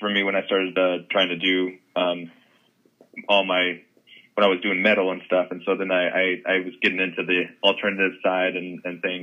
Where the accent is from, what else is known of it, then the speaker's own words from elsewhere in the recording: Los Angeles, California, United States; Grew up in the Studio City in Los Angeles here